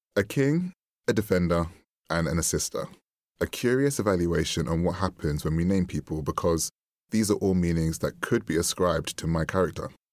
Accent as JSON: {"language": "English", "country": "United Kingdom", "tie": "born or raised there", "said": "Growing up in the United Kingdom as a British-born West Indian man"}